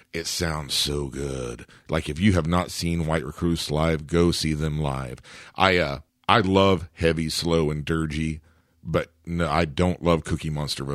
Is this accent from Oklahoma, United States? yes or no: yes; Shawnee, Oklahoma, United States; Shawnee, my hometown